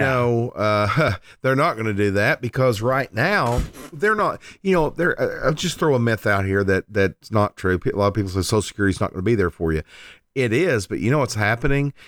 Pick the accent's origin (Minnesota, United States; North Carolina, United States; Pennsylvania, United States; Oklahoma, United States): Oklahoma, United States; Lindsay; my hometown of Lindsay, Oklahoma